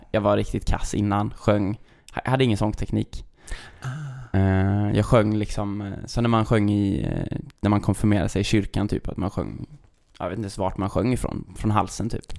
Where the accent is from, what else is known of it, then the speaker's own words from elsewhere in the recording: Sjövik, Sweden; moved away as an adult; also born or lived in Stockholm; now in Gothenburg, Sweden; jag flyttade ju från Sjövik eh, när jag tog studenten och flyttade till Stockholm.